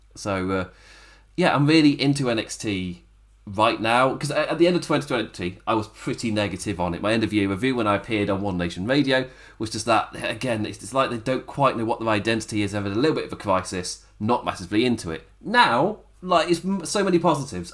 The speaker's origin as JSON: {"language": "English", "region": "England", "country": "United Kingdom", "said": "I'm English as well"}